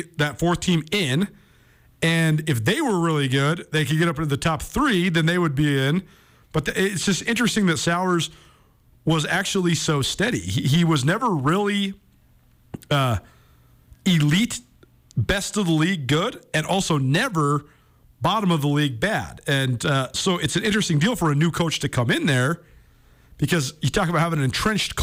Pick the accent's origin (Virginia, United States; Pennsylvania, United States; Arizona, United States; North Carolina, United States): Arizona, United States; Northern; I'm from Northern Arizona. My family's from Northern Arizona. My parents grew up in Sedona, Arizona